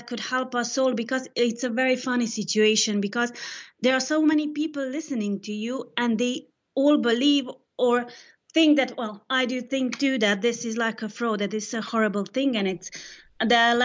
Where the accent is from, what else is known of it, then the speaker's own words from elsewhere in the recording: Serbia; now in Madrid, Spain; I'm from Serbia